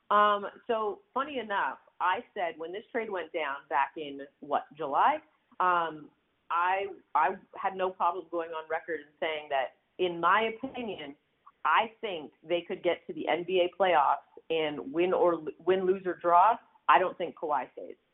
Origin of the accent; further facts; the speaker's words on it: Canada; now in United States; if anyone knows because I'm from Canada, it's